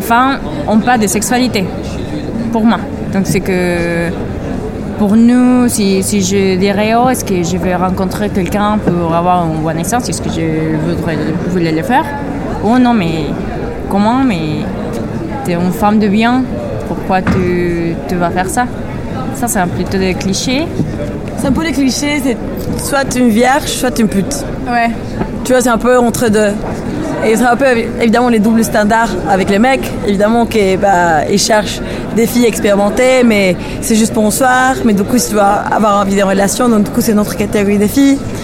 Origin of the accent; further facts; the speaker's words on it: Mexico; moved away; je viens de, du Mexique